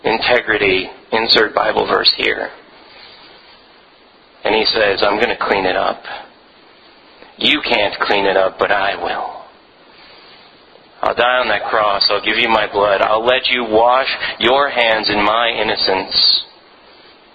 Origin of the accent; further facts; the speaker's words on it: Philippines; moved away; I grew up in the Philippines